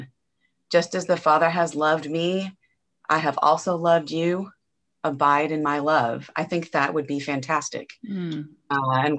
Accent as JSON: {"language": "English", "region": "Nebraska", "country": "United States", "tie": "born or raised there", "moved": "yes", "lives_now": "Angleton, Texas, United States", "said": "I was born and raised in Nebraska, and I've lived a few different places kind of all over the country."}